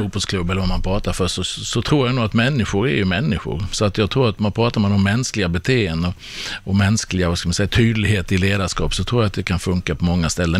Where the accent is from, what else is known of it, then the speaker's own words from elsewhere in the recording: Sweden; som svensk